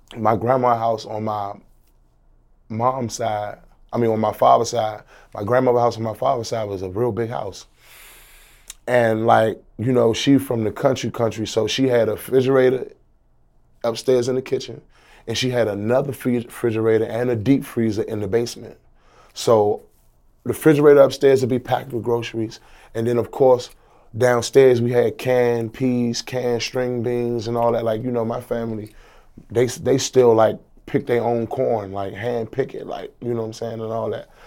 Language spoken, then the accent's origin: English; Washington, District of Columbia, United States; I'm from Washington, D C, District of Columbia